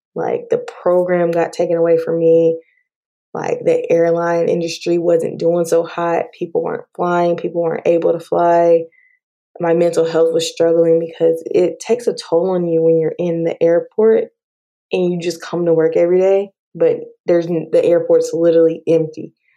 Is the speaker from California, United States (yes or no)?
no; Dallas Fort Worth area, Texas, United States; also born or lived in Prince George's County, Maryland; I was raised in Texas, Dallas Fort Worth area